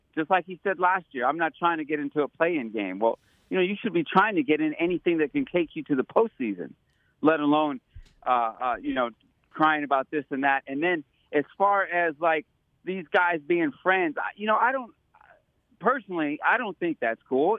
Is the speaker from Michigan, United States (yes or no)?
yes; Detroit, Michigan, United States; now in Walnut Creek, United States; I'm born and raised in Detroit, Michigan. Live out here in Walnut Creek, loving the Bay